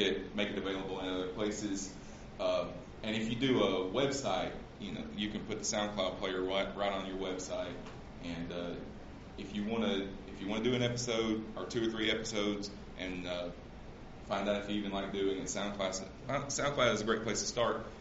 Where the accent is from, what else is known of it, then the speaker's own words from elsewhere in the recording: Central Alabama, United States; I grew up in Central Alabama, so sometimes my grammar is not exactly correct